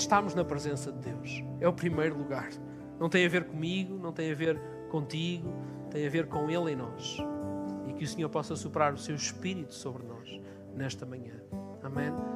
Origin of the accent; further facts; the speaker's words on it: Portugal; eu digo, por exemplo, que sou português